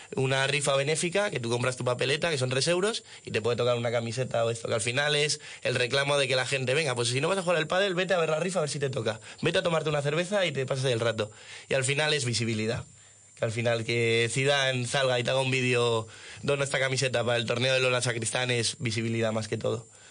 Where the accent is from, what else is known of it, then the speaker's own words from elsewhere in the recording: Madrid, Community of Madrid, Spain; nosotros aquí somos de Madrid